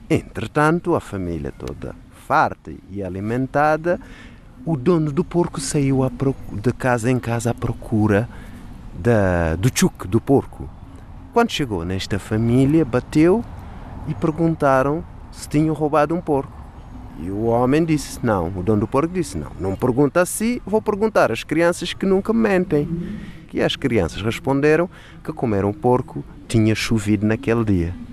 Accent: Cape Verde; Em Cabo Verde chamamos porcos de tchuk.

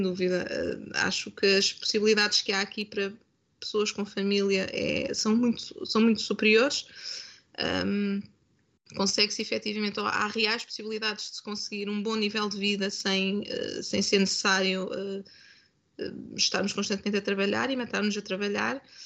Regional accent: Coimbra, Centro, Portugal; moved away; eu nasci em Coimbra, nasci cresci em Coimbra

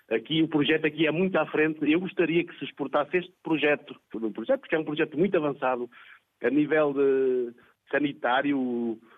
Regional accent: Santa Comba Dão, Centro, Portugal; also born or lived in Malawi; Eu quero dar um abraço a todos lá da minha aldeia, que é Óvoa, Santa Combadão.

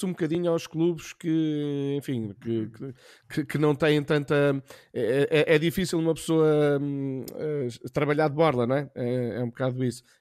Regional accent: Almada, Lisbon, Portugal; sou da Almada

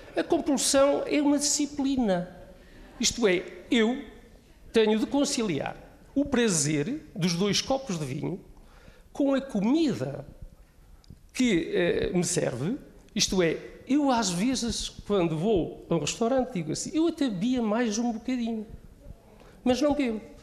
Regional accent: Portugal; da minha aldeia vinheteira, porque eu sou do Canha

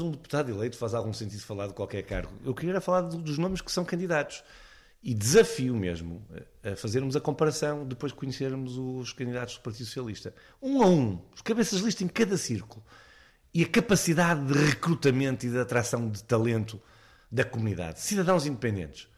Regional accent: Braga, Norte, Portugal; Hospital de Braga, de onde eu sou natural

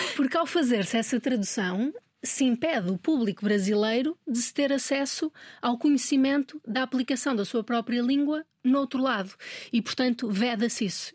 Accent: Minho, Portugal; moved away; also born or lived in Lisbon / Brazil; Eu sou minhota e eu noto muita diferença entre o português do Minho e o português de Lisboa nós temos muito, muitas mais palavras do que em Lisboa.

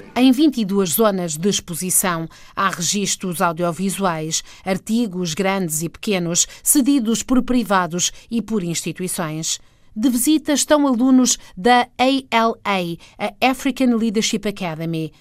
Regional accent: Maputo, Maputo City, Mozambique; eu tenho 25 anos de idade e sou moçambicana.

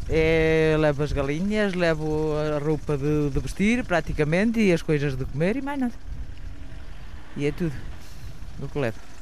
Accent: Portugal; Eu, por acaso, nasci aqui neste lugar

